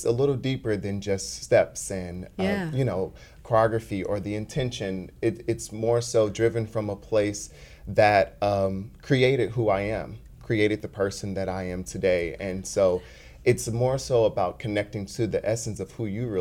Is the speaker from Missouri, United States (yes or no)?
yes; St. Louis, Missouri, United States; moved away as an adult; also born or lived in Kansas City, Missouri; I grew up in North St. Louis